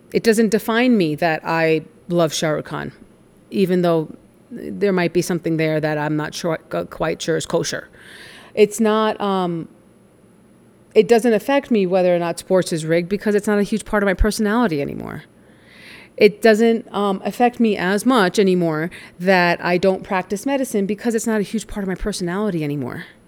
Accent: New York, United States; I grew up in New York

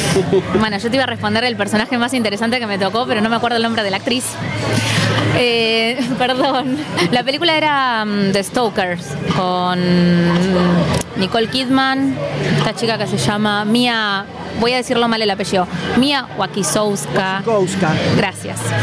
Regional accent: Buenos Aires, Argentina; nosotros como porteños

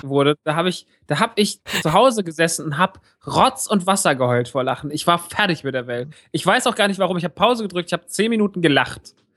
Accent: Rodgau, Hesse, Germany; moved away; im Rottgau, im Kino meiner alten Heimat

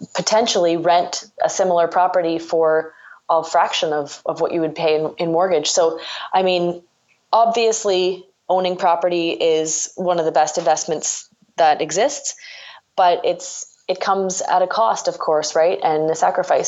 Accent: Ontario, Canada; I'm from Ontario

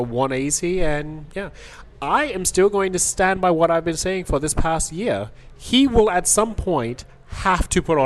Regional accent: New York City, New York, United States; I grew up in the Bronx.

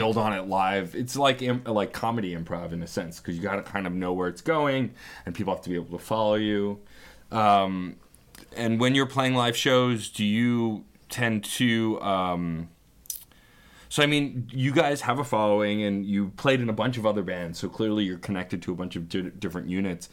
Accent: New York City, New York, United States; I grew up in Staten Island

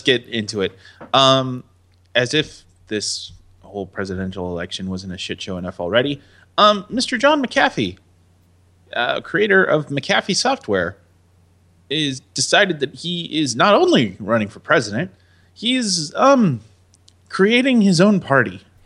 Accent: United States; I am resident American

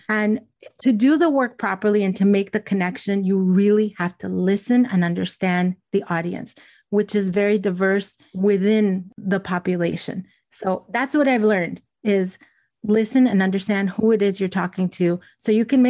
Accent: Elizabeth, New Jersey, United States; Because I grew up in New Jersey, in Elizabeth, and my family was from Cuba.

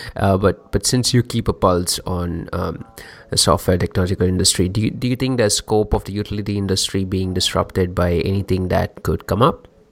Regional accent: India; I'm from India

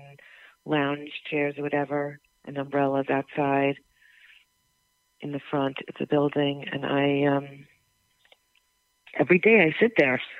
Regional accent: New York, United States; now in Los Angeles, United States; I'm from New York.

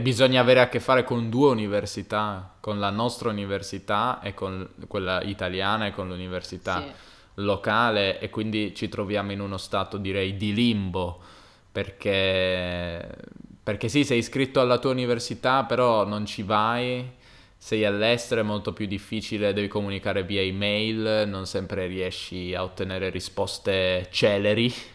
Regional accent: Turin, Piedmont, Italy; moved away; di Torino

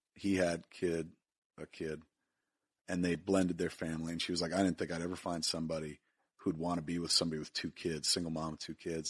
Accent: Highlands, New Jersey, United States; growing up in Highlands, all you smelled was fish 'cause it's a fishing industry town.

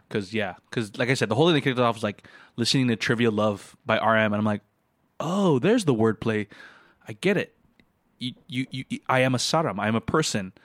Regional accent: Philippines

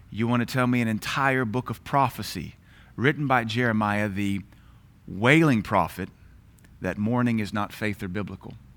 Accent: United States; as an American

